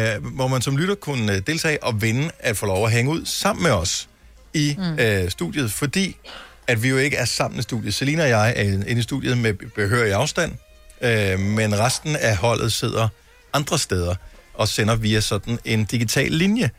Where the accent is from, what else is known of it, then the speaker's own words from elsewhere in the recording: Funen, Southern Denmark, Denmark; now in Copenhagen, Denmark; Fyn, hvor jeg er opvokset